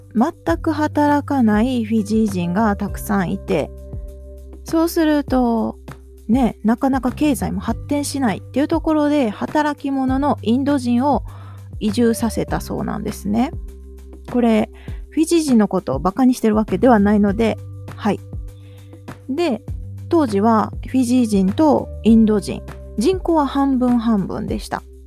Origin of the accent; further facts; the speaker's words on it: Japan; 日本で生まれ育った私